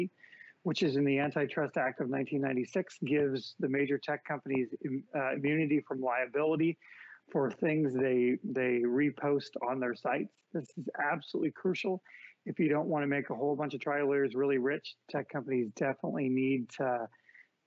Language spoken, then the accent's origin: English; San Francisco, California, United States; my hometown of San Francisco, where I'm at now